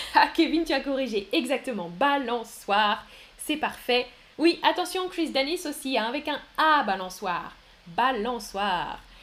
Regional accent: France; mon pays, c'est la France. France. Je suis français ou française. Moi, je suis française.

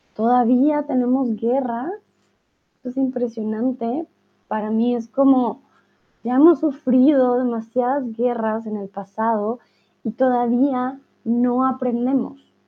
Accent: Colombia; first language Spanish; now in Germany; de mi país, de Colombia, conozco súper poquito

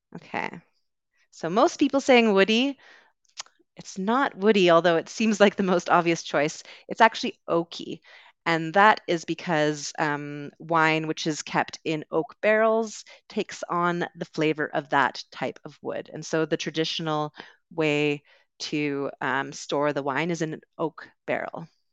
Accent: Canada; accent: Canadian; moved away as an adult; also born or lived in United Kingdom; I am originally from Canada, so you will hear a Canadian accent today

